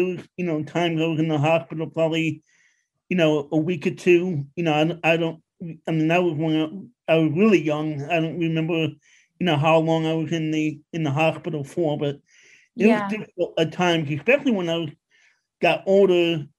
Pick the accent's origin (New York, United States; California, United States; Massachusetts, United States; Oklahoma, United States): New York, United States; New York City; moved away as an adult; also born or lived in Long Island; now in Pennsylvania, United States; I grew up in Queens.